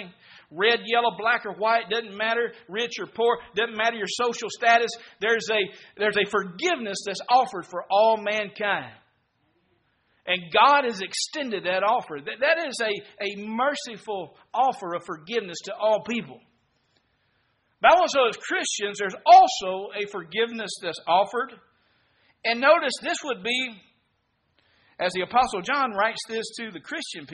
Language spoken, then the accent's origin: English; Mississippi, United States; I'm from Mississippi